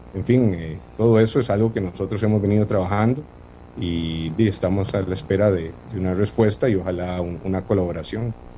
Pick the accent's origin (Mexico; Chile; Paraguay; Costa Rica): Costa Rica; moved away as an adult; Yo tengo 40 años, soy costarricense